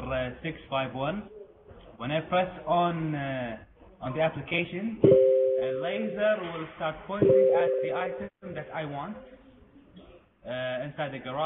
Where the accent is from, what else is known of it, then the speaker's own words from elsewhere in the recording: Kuwait; I am from Kuwait.